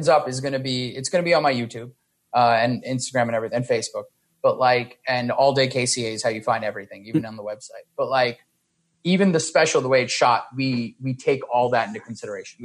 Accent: New York City, New York, United States; I'm from New York City

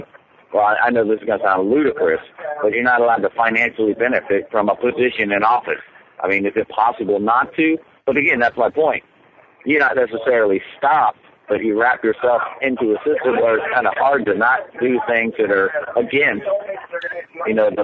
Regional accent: Cincinnati, Ohio, United States; moved away as an adult; also born or lived in New York City; my hometown of Cincinnati

